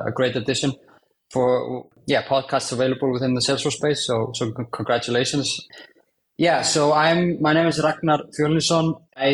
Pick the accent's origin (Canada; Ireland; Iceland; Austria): Iceland; Was very fortunate to work in my home country of Iceland